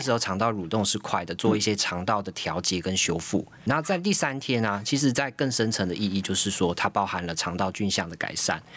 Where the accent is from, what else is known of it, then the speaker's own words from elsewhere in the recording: Taiwan; 我们台湾人